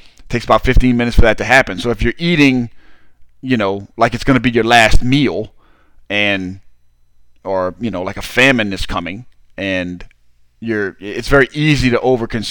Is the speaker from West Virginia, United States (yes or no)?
no; Southern Louisiana, United States; I'm from Southern Louisiana